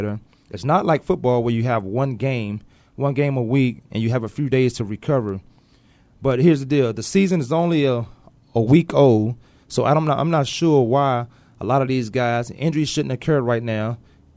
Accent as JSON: {"language": "English", "town": "Newport News", "region": "Virginia", "country": "United States", "moved": "yes", "lives_now": "Arizona, United States", "said": "I'm from Virginia. I'm Newport News, Virginia, so I'm here in Arizona now"}